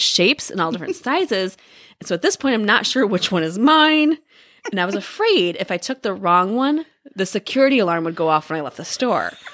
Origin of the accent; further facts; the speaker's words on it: Midwest, United States; We grew up in the Midwest